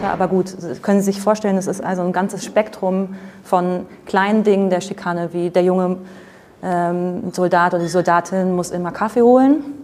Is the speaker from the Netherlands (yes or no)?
yes; Netherlands; German is a second language; Ich bin Holländerin, also ich wohne in Holland, deswegen immer ein paar komische Beispiele.